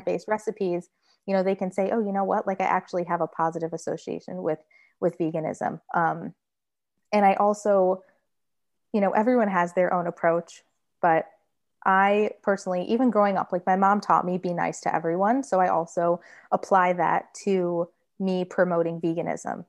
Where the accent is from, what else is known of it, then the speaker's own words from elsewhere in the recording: Michigan, United States; now in Florida, United States; I grew up in Michigan